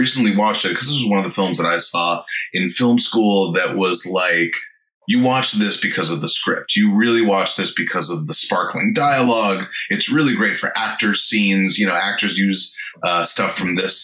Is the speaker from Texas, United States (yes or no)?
no; San Fernando Valley, California, United States; I grew up in San Fernando Valley.